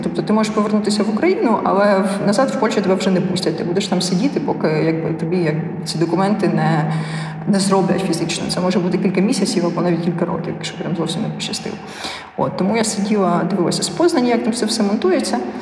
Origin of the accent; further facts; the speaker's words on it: Ukraine; Я казала з України.